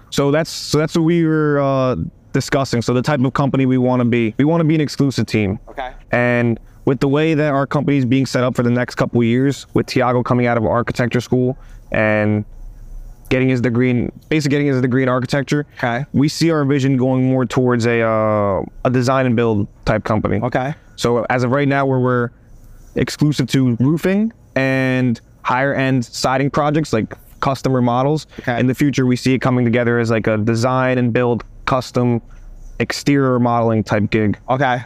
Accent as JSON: {"language": "English", "country": "United States", "said": "I'm a sixth generation American"}